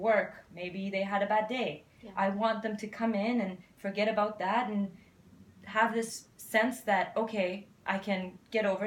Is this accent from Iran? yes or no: yes; Iran; moved away; I'm from Iran